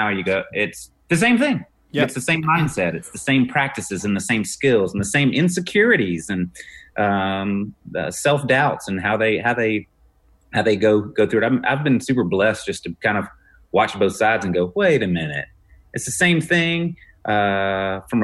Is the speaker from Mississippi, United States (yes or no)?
yes; Mississippi, United States; I'm a redneck from Mississippi